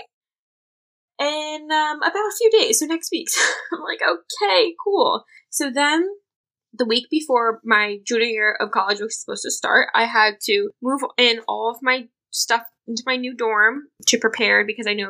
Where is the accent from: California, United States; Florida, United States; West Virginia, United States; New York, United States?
New York, United States; New York City; I was born and raised in New York City